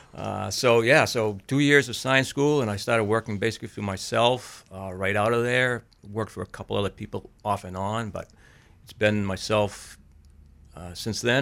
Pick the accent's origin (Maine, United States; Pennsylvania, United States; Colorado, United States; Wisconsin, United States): Maine, United States; Auburn; I grew up in Auburn